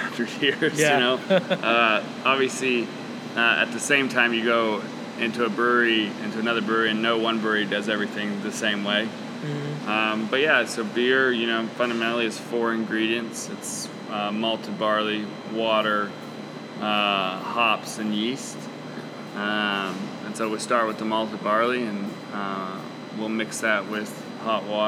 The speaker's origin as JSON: {"language": "English", "town": "Oklahoma City", "region": "Oklahoma", "country": "United States", "tie": "born or raised there", "said": "I was born in Oklahoma City, and so for most of my 32 years, I've lived here."}